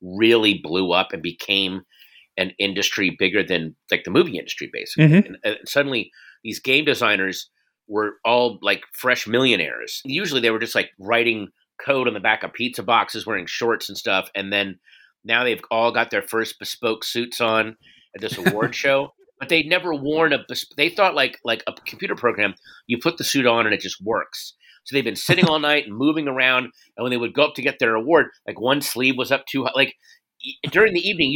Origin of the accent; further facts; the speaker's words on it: Northern Virginia, United States; I grew up in Northern Virginia, and the Bull Run High School was near me.